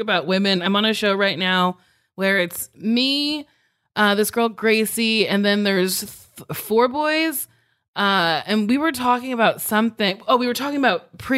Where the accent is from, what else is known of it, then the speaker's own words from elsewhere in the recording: New Jersey, United States; I grew up in Jersey